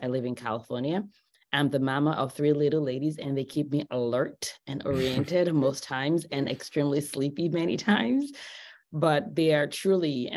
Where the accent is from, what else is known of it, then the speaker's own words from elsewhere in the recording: Nigeria; also born or lived in Los Angeles, United States; now in United States; I grew up in Nigeria. I moved to the US about 20 something years ago.